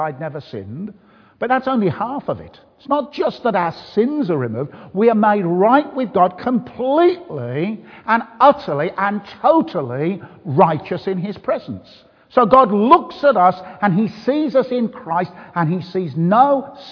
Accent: Birmingham, West Midlands, United Kingdom; accent: Birmingham; now in Bath, United Kingdom; I come from the beautiful city of Birmingham

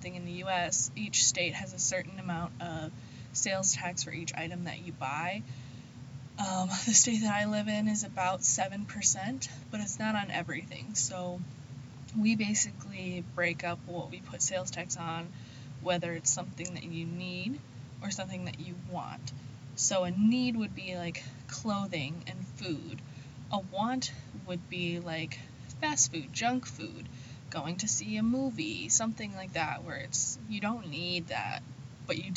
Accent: Midwest, United States; I'm from the Midwest

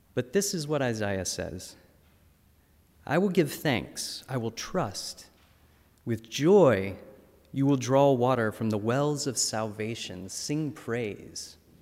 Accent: North Carolina, United States; My home state of North Carolina

